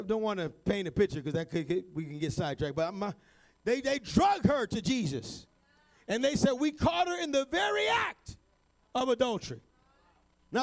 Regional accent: New York City, New York, United States; I was born in New York City

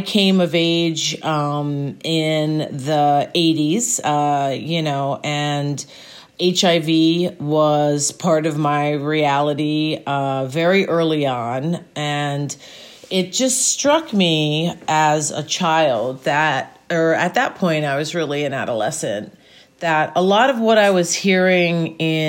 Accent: Gettysburg, Pennsylvania, United States; also born or lived in New York City; I am from Gettysburg, Pennsylvania, born and raised in Gettysburg, Pennsylvania

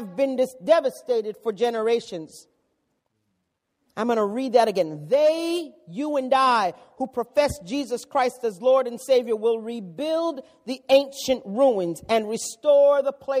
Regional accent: New York City, New York, United States; I come from the Bronx

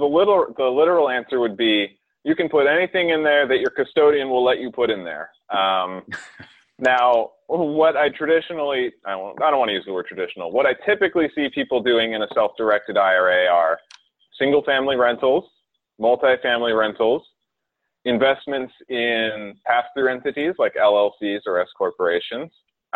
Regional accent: North Carolina, United States; now in Houston, United States; So I came from North Carolina. I think I told you a little while ago. I moved to Houston about 4 years ago to start my career at Miller Grossbard.

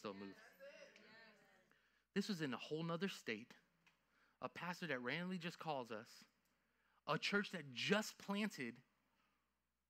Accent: Lakeland, Florida, United States; also born or lived in New York; I grew up in Lakeland. I can tell you all day I was born in New York. But I'm from Lakeland, Florida

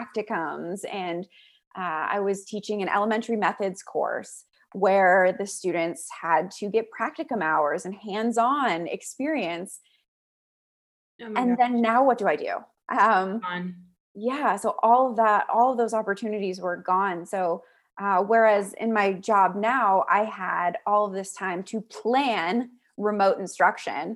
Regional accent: Pittsburgh, Pennsylvania, United States; moved away; also born or lived in Auburn; I was born in Pittsburgh as well

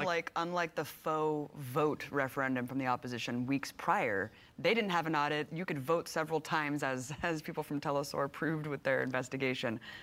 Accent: United States; speaking as an American

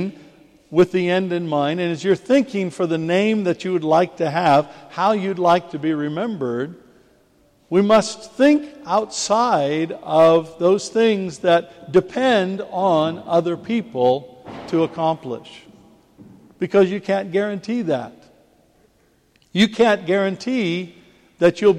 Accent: United States; now in England, United Kingdom; as an American living in England

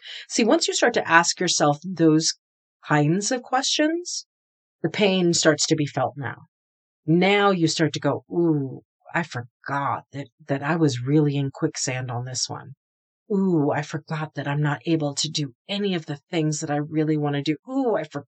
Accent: New England, United States; also born or lived in the South; I'm an East Coaster, so I'm from New England

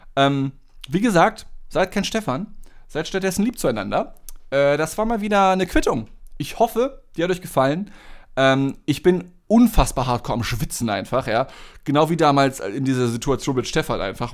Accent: Germany; Als Deutscher

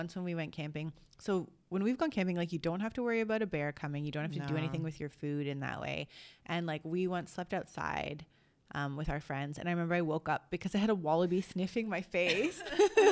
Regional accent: Toronto, Ontario, Canada; accent: Canadian; moved away as an adult; also born or lived in London, Ontario; now in Australia; our experience growing up in Toronto and Canada

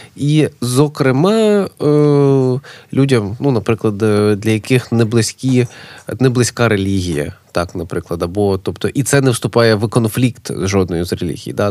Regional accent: Kyiv, Ukraine; moved away as an adult; now in Lviv, Ukraine; я прожив майже все життя в Києві, але я не киянин.

